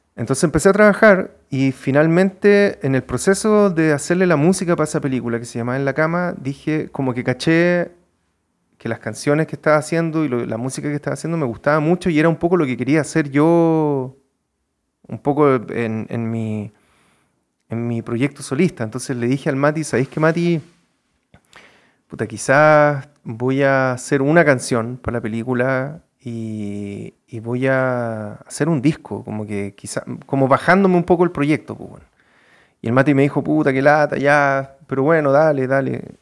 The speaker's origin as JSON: {"language": "Spanish", "town": "Santiago", "region": "Santiago Metropolitan Region", "country": "Chile", "tie": "born or raised there", "also_born_or_lived": "Punta Arenas, Chile / Bonn, Germany", "said": "ahí en Santiago ya me quedé. Entonces me siento, claro, si tú me preguntáis, me siento más, más santiaguino que nada"}